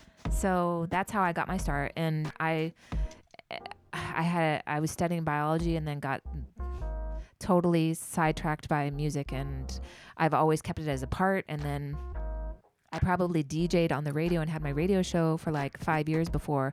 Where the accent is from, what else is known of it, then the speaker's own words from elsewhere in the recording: the Bay Area, California, United States; I'm from the Bay